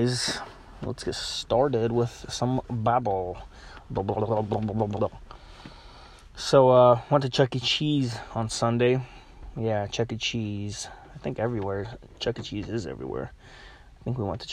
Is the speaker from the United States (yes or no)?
no; Ukraine; moved away; I'm Ukrainian. Not that that means anything, but, you know, I'm not from here, technically. I was born in Ukraine.